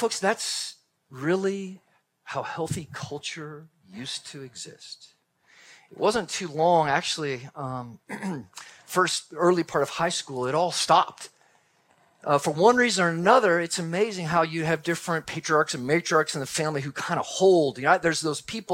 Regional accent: Texas, United States; I'm from Texas. Grew up in Texas, and we had a large Texas family

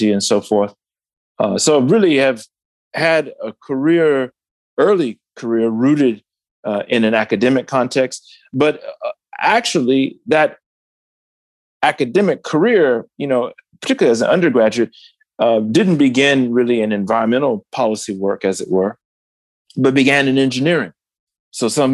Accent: Detroit, Michigan, United States; my home state of Michigan

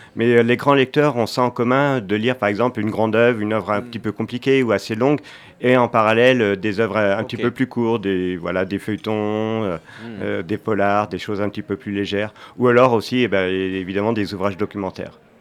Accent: Angers, Pays de la Loire, France; je viens d'Angers

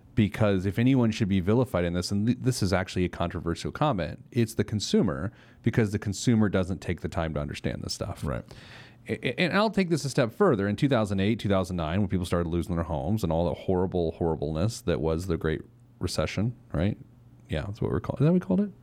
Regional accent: Speedway, Indiana, United States; I grew up in Speedway, Indiana

